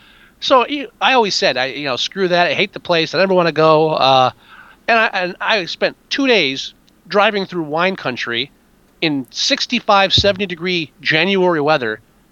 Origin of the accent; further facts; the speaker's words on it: near Newark, New Jersey, United States; I grew up next to Newark. You know where we grew up in the area between Newark and East Orange. So yep. I'm from Jersey. I'm from North Jersey.